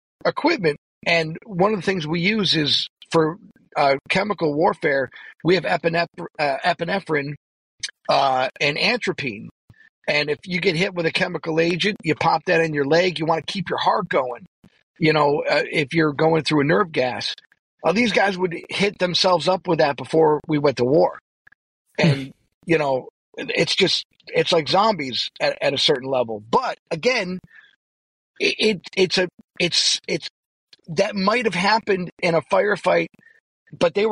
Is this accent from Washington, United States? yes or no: no; Buffalo, New York, United States; I'm from Buffalo